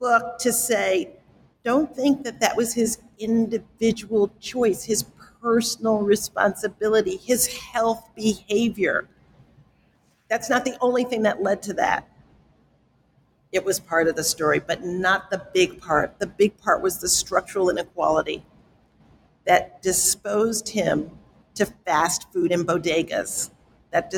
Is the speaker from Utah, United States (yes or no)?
no; New York City, New York, United States; I grew up in the South Bronx